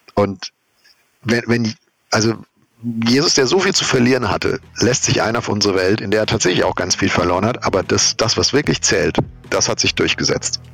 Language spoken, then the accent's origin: German; Germany; wir als Deutsche